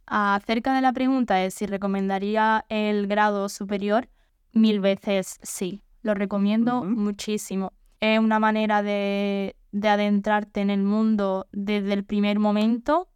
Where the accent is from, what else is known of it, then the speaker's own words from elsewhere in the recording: Manilva, Andalusia, Spain; soy del mismo pueblo de Elena, de bueno, de yo soy precisamente de Manilva